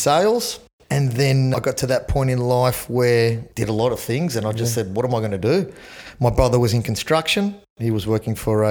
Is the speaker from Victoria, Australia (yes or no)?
no; Sydney, New South Wales, Australia; born and raised in Sydney. Grew up in Chatswood.